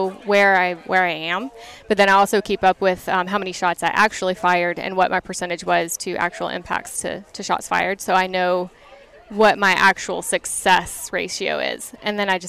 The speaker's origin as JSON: {"language": "English", "region": "South Florida", "country": "United States", "said": "I'm from South Florida"}